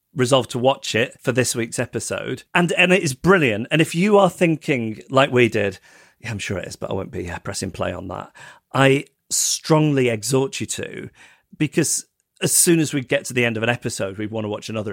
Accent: United Kingdom; as a British person

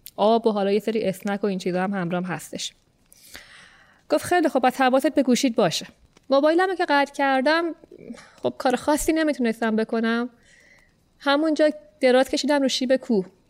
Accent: Iran

